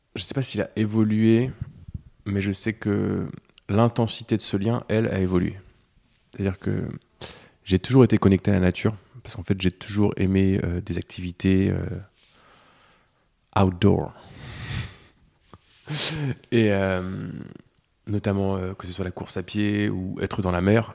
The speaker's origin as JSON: {"language": "French", "area": "Breton", "region": "Brittany", "country": "France", "said": "en tant que breton"}